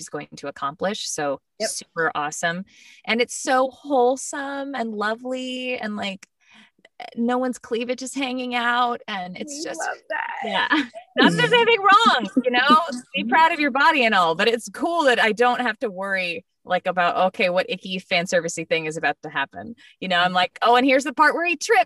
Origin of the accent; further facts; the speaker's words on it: San Diego, California, United States; moved away as an adult; also born or lived in Arlington, Texas / Mansfield, Texas / Irving, Texas; now in Dallas, United States; I live in Dallas. I grew up in San Diego, but I moved to Dallas for college